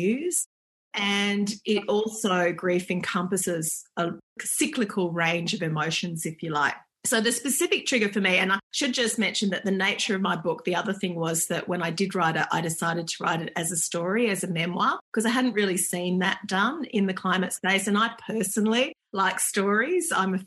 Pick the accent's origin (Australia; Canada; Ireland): Australia; Perth, Western Australia; I grew up in Perth and there wasn't a lot of snow there